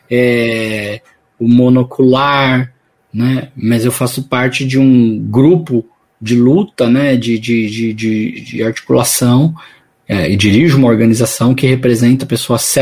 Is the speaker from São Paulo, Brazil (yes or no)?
yes; São Paulo, Brazil; Eu moro aqui no ABC, vivo aqui no ABC, sou paulista, né? Sou aqui do grande ABC, e mas sempre tive atividades profissionais em São Paulo